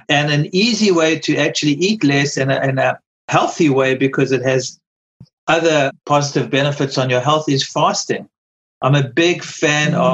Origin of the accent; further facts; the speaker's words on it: South Africa; now in United States; I remember when I came from South Africa, for instance, you know, in South Africa, you used to much smaller portions. You come to America, the portions are so huge